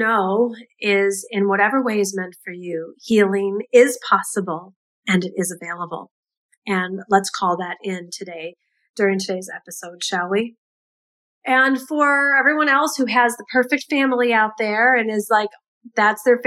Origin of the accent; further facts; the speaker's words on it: United States; being an American